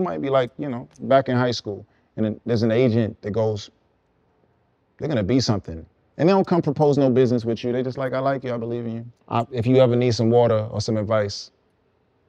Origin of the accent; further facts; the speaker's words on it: New York City, New York, United States; accent: Guyanese; also born or lived in Guyana; in my Guyanese accent, which is really cool because where I'm from, there's not enough people like me